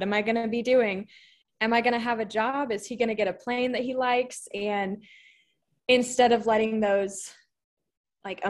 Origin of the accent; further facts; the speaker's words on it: Virginia, United States; now in Del Rio, United States; I'm from Virginia, but I currently live in the tiny town of Del Rio, Texas